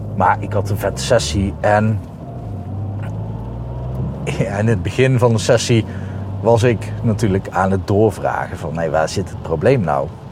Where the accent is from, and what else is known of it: Breda, North Brabant, Netherlands; accent: soft G from Breda